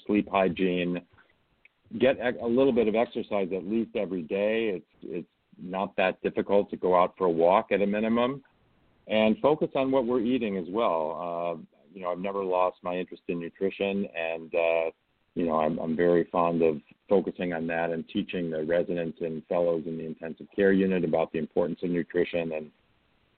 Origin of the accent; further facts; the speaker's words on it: outside of Chicago, Illinois, United States; now in Stanford, United States; I grew up outside of Chicago